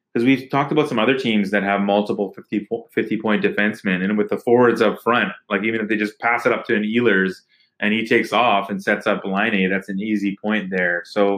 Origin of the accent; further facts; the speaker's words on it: Winnipeg, Manitoba, Canada; So Winnipeg, you know, I grew up in Winnipeg for a few years, but I'm an Oilers fan.